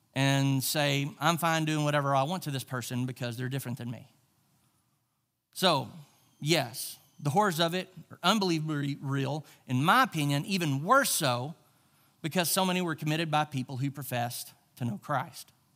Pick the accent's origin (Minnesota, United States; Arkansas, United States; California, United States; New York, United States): Arkansas, United States; Charleston; I grew up in the South. I grew up, uh, in Charleston, Arkansas